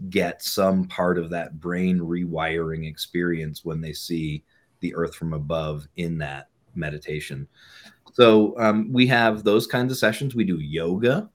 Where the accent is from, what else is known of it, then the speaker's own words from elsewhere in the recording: New England, United States; also born or lived in Bay Area, California; now in Boulder, United States; I grew up in New England